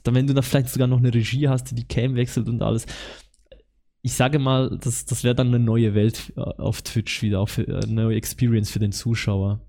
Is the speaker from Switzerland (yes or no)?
yes; Switzerland; accent: Swiss German; ich komme aus der Schweiz